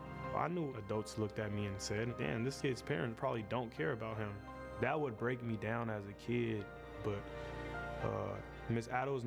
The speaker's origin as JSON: {"language": "English", "town": "Oakland", "region": "California", "country": "United States", "tie": "born or raised there", "said": "Growing up in East Oakland"}